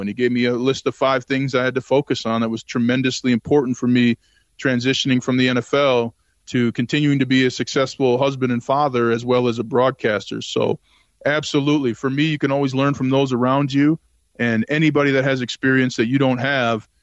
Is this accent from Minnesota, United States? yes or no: yes; Saint Paul, Minnesota, United States; I grew up in Saint Paul, Minnesota